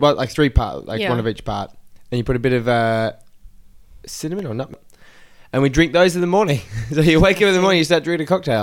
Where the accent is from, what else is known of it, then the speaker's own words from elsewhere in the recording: Australia; I'm from Australia. Most of you, maybe you don't know, but I'm from Australia.